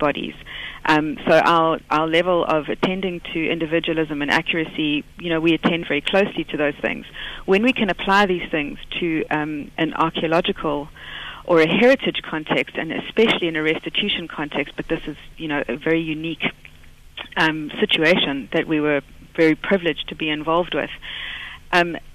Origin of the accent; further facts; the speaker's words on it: South Africa; moved away as an adult; now in Liverpool, United Kingdom; So I'm a South African, but I'm doing my PhD in forensic art at Face Lab, Liverpool John Moores University